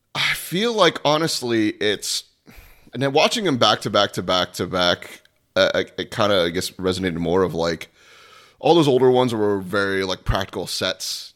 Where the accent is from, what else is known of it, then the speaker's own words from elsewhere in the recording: Florida, United States; I was born and raised in Florida